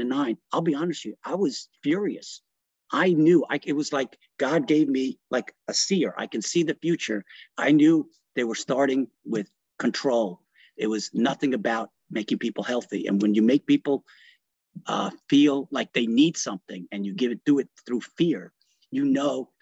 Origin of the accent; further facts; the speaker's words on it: New York, United States; first language Italian; English is a second language; moved away as an adult; also born or lived in Italy / Cleveland; I grew up in New York